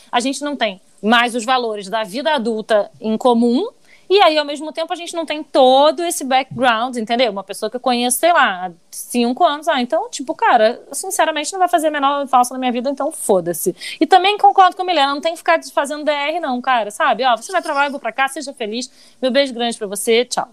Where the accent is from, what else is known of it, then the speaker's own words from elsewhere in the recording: Rio de Janeiro, Brazil; Eu nunca saí do Rio de Janeiro